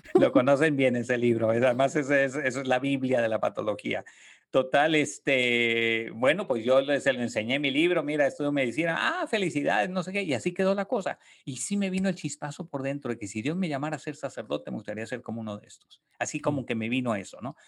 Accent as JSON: {"language": "Spanish", "town": "Tijuana", "region": "Baja California", "country": "Mexico", "tie": "born or raised there", "also_born_or_lived": "Monterrey, Mexico", "moved": "as an adult", "lives_now": "San Antonio, United States", "said": "Yo nací en Tijuana, en, en Baja California, este, crecí en una familia con cinco hermanos"}